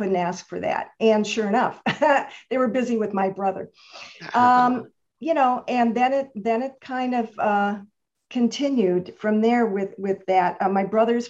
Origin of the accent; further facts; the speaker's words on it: Chicago, Illinois, United States; moved away as an adult; also born or lived in Santa Monica, California; I was born in Chicago, Illinois, and I lived there the whole 18 years before I came out west.